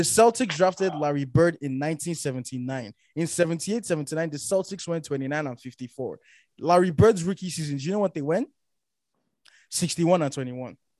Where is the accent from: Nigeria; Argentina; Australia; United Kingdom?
Nigeria; we grew up in Nigeria